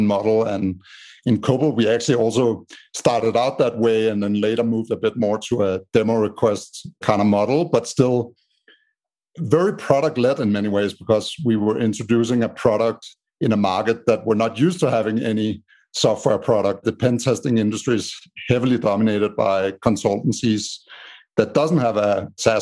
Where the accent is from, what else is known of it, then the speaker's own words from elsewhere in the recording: Denmark; moved away as an adult; now in United States; as you can hear by my strange accent, I'm from Denmark in Europe. But I lived in the States for the last 8 years